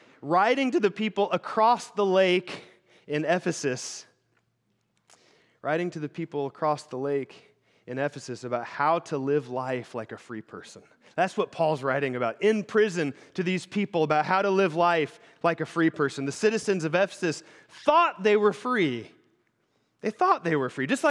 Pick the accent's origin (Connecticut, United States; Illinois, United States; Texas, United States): Illinois, United States; now in Michigan, United States; I grew up in Illinois. The house I grew up in was in the middle of the Shawnee National Forest